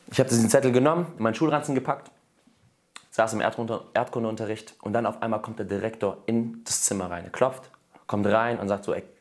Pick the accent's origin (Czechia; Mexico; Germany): Germany; born there; meine Eltern sind aus Russland nach Deutschland gekommen 1993. Und ich bin in Deutschland zwar geboren, aber habe trotzdem die russische Kultur einfach so mitbekommen.